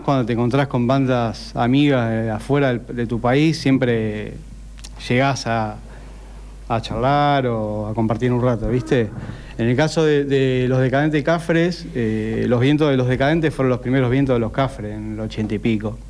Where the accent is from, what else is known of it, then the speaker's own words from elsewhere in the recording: Necochea, Buenos Aires Province, Argentina; yo soy de Nicochea